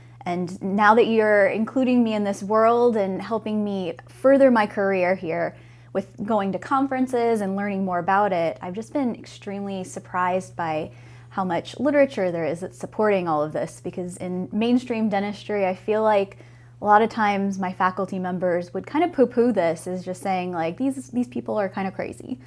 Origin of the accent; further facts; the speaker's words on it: Florida, United States; also born or lived in Ohio / New York; now in Viera, United States; I'm from Florida, I'm a Florida native